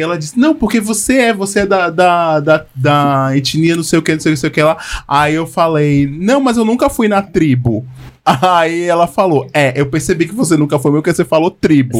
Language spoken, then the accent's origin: Portuguese; Northeast Region, Brazil; Eu sou do Nordeste